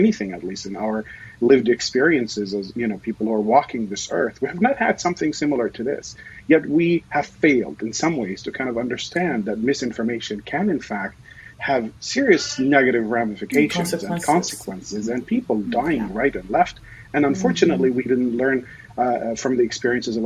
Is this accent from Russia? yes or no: no; Hebron, West Bank, Palestine; now in Seattle area, United States; I was born and raised in the Palestinian territory of the West Bank, in a town called Al Khalil, Hebron